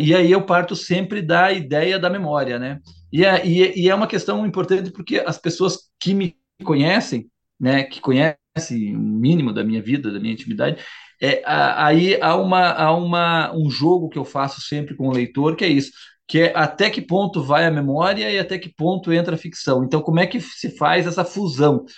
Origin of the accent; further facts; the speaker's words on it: Curitiba, Paraná, Brazil; also born or lived in Santa Catarina; eu falo sempre do sul, que é, ó, ó, onde eu me criei, não é Santa Catarina, migrei pro su, pra, pra, pra Curitiba, pra, pro Paraná, muito criança